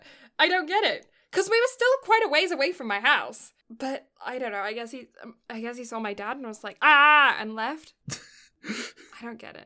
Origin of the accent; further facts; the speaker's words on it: England, United Kingdom; I grew up in a house where I'm like, I'm English, you know, like, I don't have that level, that same chivalry thing isn't in my brain.